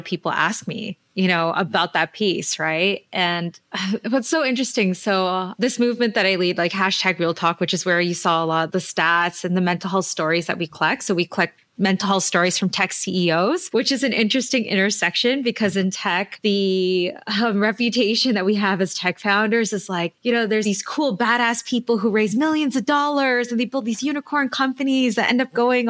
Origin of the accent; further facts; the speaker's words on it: Toronto, Ontario, Canada; also born or lived in Manila, Philippines; I grew up here in Toronto